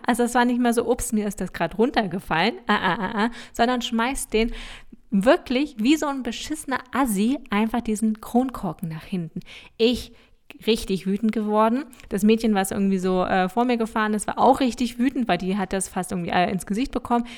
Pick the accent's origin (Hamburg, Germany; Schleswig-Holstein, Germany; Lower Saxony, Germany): Lower Saxony, Germany; Wir sagen ja auch bei uns in Niedersachsen sagen wir auch ein Weizen.